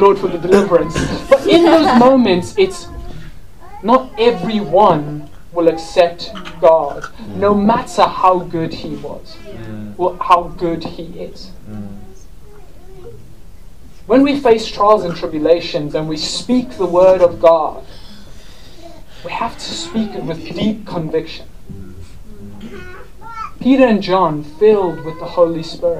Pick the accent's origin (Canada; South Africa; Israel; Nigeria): South Africa; now in United Kingdom; I'm South African.